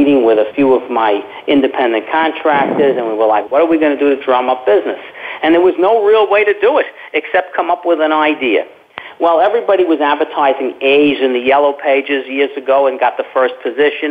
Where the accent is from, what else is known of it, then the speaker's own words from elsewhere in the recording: New York City, New York, United States; moved away as an adult; now in Florida, United States; I'm originally from Brooklyn, New York.